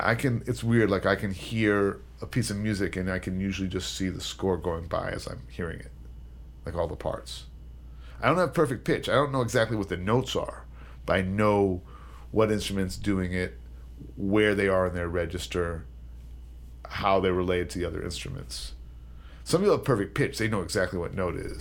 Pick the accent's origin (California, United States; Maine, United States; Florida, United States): California, United States; now in New York City, United States; I grew up in California